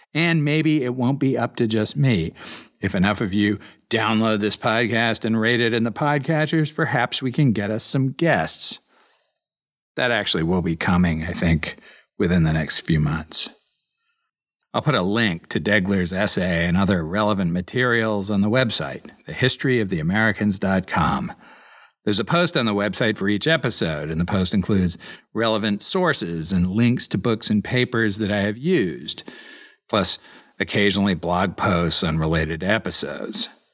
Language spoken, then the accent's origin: English; Iowa City, Iowa, United States; moved away as an adult; also born or lived in Chicago / Princeton, New Jersey; now in Austin, United States; I grew up in Iowa City in a family of New Yorkers and lived and worked in Chicago and Princeton, New Jersey before moving to Austin, Texas